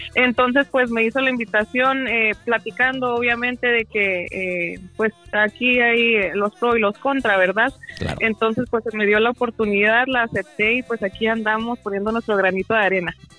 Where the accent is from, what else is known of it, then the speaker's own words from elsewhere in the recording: Durango, Mexico; also born or lived in Los Angeles, California, United States; nací en Los Ángeles, California, en Los Ángeles, California, perdón, y crecí en Durango, México.